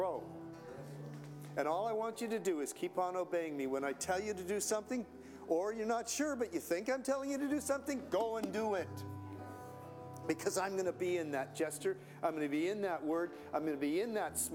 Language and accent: English; Canada; I'm a Canadian